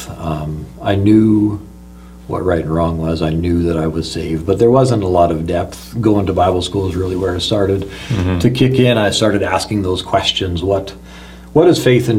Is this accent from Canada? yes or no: yes; Meadow Lake, Saskatchewan, Canada; also born or lived in Leaf Rapids, Manitoba / Lillooet, British Columbia / Princeton, British Columbia; now in British Columbia, Canada; So ended up in Meadow Lake, Saskatchewan eventually. And that's really where I grew up. I would call that my hometown